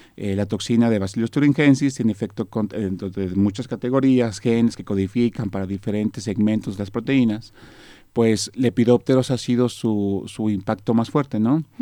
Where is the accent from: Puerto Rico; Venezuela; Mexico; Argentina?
Mexico; nosotros pues aquí en México pues somos expertos, por así llamarlo, ¿no? O nos dedicamos mucho a la, a la siembra de maíz, que es parte de nuestra cultura, de, nuestra fortaleza como mexicanos